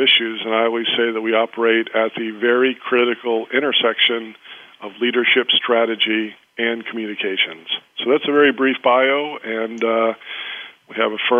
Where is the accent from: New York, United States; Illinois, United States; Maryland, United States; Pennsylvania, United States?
Maryland, United States; Baltimore; I'm from Baltimore, Maryland, in the United States, and I actually started my career in the Baltimore Police Department